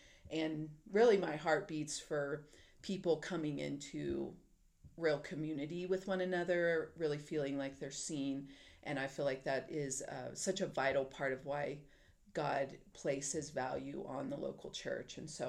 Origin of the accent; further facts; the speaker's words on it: Texas, United States; moved away as an adult; now in Colorado, United States; I live in Colorado. I'm originally from Texas. So, you know how Texans are. It'll always be home.